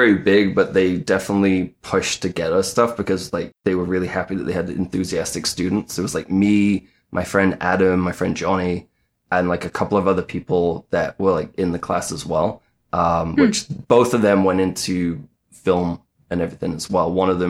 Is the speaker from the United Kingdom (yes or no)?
yes; North West England, United Kingdom; Yeah, I went like Manchester, Bolton area. So I'm from I'm from the Northwest.